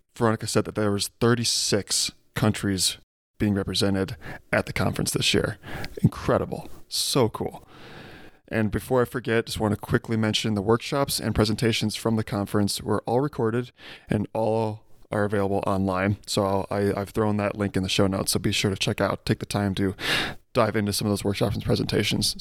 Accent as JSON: {"language": "English", "town": "Chicago", "region": "Illinois", "country": "United States", "tie": "born or raised there", "said": "I grew up in the Chicago area"}